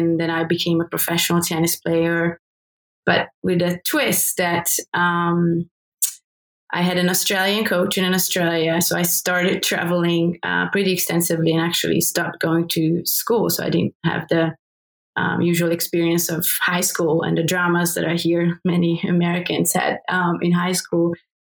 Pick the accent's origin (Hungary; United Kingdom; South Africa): Hungary; So I grew up in Hungary, still under state socialism